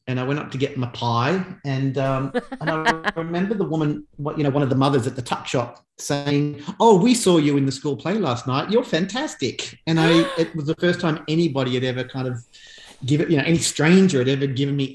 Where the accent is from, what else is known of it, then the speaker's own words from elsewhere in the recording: Lake Macquarie, New South Wales, Australia; I grew up in Lake Macquarie, it was Newcastle at the time, but it became its own city when I was a child.